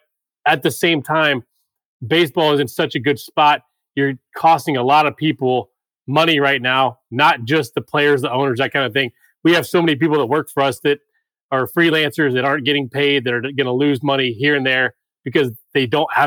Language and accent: English; Atlanta, Georgia, United States; I'm in Atlanta. So I grew up in Atlanta, went to high school here, went to college here